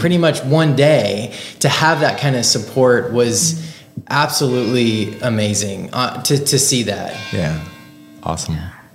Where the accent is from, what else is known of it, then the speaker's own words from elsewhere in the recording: Marion, United States; moved away as an adult; also born or lived in Kansas City; I grew up in Marion